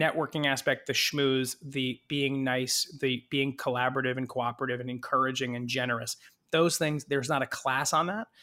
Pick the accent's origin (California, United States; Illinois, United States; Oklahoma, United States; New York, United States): California, United States; moved away; I did not grow up in New Jersey. I grew up in California.